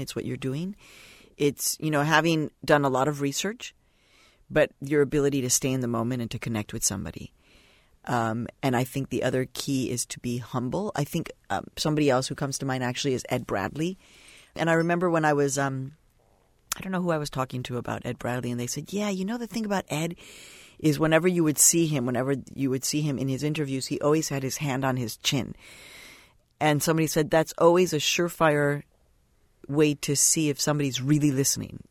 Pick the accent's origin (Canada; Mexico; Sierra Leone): Mexico; now in United States; I was born in Mexico